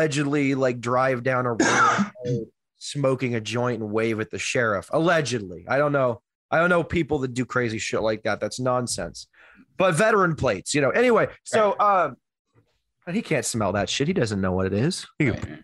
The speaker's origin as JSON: {"language": "English", "area": "greater Houston area", "region": "Southeast Texas", "country": "United States", "moved": "yes", "lives_now": "Oregon, United States", "said": "I'm from Texas, I'm from Southeast Texas. I'm from the greater Houston area"}